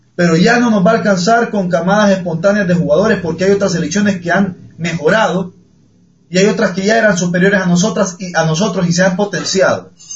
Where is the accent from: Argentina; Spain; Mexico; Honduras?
Honduras; soy hondureño